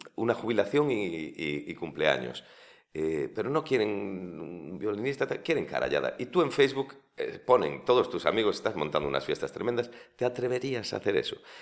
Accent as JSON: {"language": "Spanish", "town": "Vilagarcía de Arousa", "region": "Galicia", "country": "Spain", "tie": "born or raised there", "also_born_or_lived": "Santiago de Compostela / Bamio / Sigüeiro"}